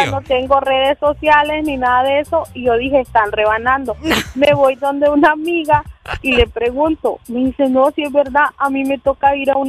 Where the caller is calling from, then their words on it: Santa Cruz de Yojoa, Cortés, Honduras; de Santa Cruz